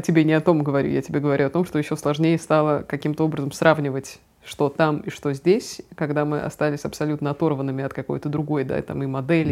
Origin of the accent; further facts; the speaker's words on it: Russia; Я там одна была из России